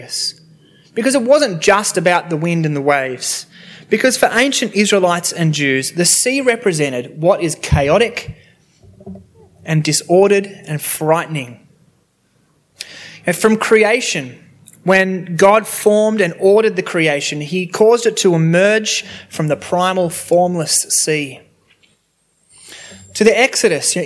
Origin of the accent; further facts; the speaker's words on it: Sydney, New South Wales, Australia; I grew up near Cronulla Beach, and in high school I was able to do surfing for sport